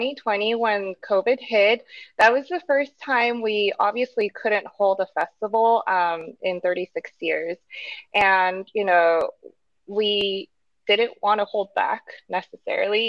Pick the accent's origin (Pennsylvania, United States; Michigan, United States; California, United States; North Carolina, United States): California, United States; Los Angeles; now in Sado, Japan; I'm from Los Angeles